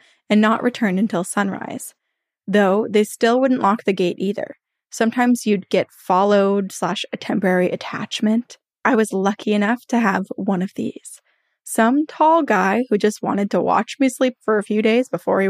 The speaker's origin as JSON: {"language": "English", "town": "Santa Monica", "region": "California", "country": "United States", "tie": "born or raised there", "also_born_or_lived": "San Bernardino County / Georgia", "lives_now": "Maplewood, United States", "said": "I lived in San Bernardino County in California, and I grew up in Santa Monica, California. I lived in Georgia. I moved back to Santa Monica, and then finally I moved to Maplewood, New Jersey in September of 2021 for work."}